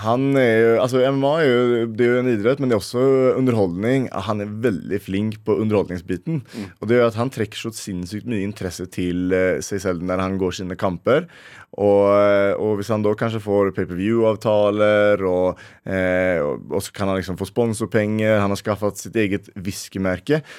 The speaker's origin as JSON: {"language": "Norwegian", "country": "Sweden", "moved": "yes", "lives_now": "Norway", "said": "jeg kommer fra Sverige og føler liksom at jeg må eh, ja, representerer mine røtter"}